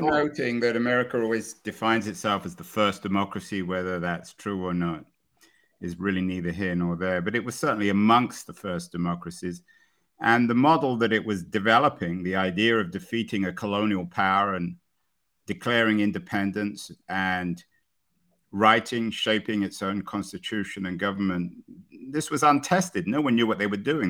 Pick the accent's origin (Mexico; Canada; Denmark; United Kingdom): United Kingdom; England; growing up in England, we read the Federalists